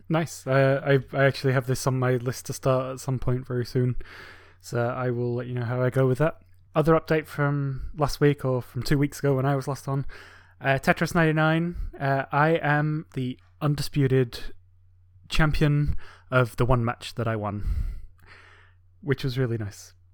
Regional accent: England, United Kingdom; moved away; my home country in England

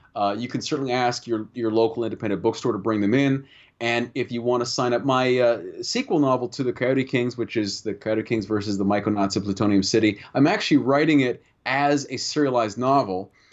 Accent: Canada; speaking as a Canadian

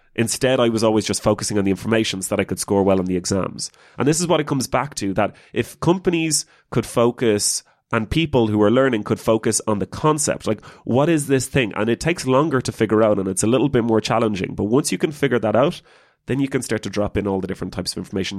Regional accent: Ireland; as an Irish person

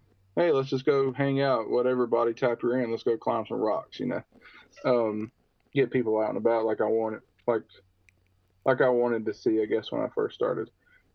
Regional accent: Alabama, United States; I'm from Alabama

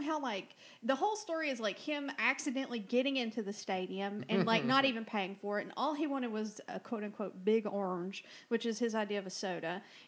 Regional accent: Rome, Georgia, United States; I was born in Floyd Hospital.

